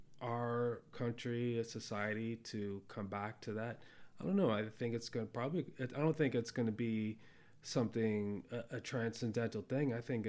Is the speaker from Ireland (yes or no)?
no; Cambodia; born there; I was born in Cambodia at a time when, you know, famine took over that country.